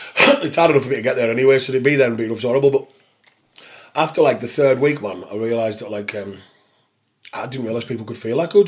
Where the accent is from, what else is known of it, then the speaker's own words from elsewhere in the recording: St Bees, North West England, United Kingdom; where we grew up in St. Bees